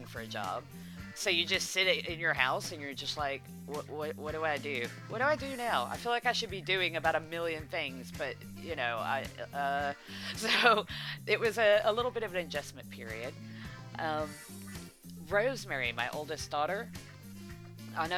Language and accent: English; United States; moved away as an adult; now in United Kingdom; I'm from America. I live in the UK now, but I'm from America